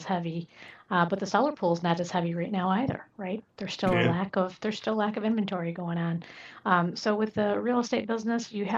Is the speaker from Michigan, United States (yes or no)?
yes; Michigan, United States; also born or lived in Southwest Florida; now in Fort Myers, United States; I came originally from Michigan